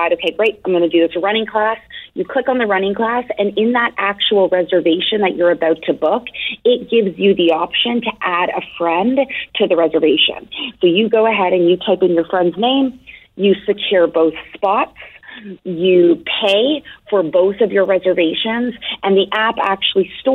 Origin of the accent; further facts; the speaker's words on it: Toronto, Ontario, Canada; now in Boston, United States; I'm originally from Toronto